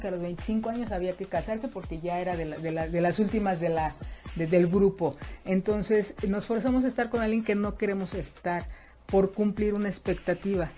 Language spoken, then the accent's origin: Spanish; Mexico; en la educación que hemos tenido como mexicanos, como mexicanas